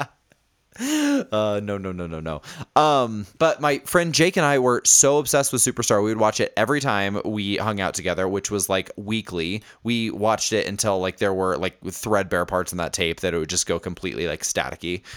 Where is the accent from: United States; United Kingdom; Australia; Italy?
United States; Indianapolis, Indiana; moved away; I have been in Indianapolis, uh, which is where I'm from. It's my hometown.